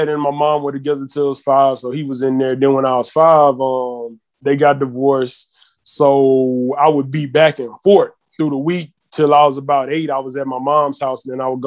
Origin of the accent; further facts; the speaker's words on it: Houston, Texas, United States; I was born in Houston, Texas